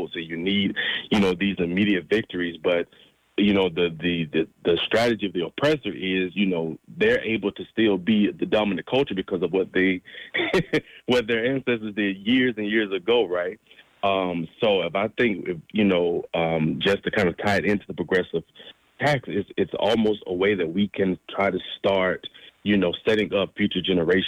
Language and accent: English; Georgia, United States; moved away as an adult; now in Oakland, United States; I'm originally from Georgia and have been, in Oakland for the past 5 years.